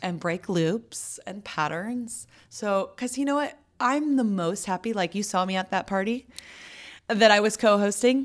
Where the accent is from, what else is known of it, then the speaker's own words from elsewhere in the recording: Santa Barbara, California, United States; I grew up mostly in Santa Barbara.